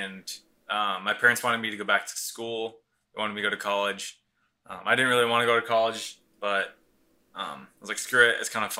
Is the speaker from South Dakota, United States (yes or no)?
yes; South Dakota, United States; And like whenever I tell someone I'm from South Dakota, I'm just like super confused.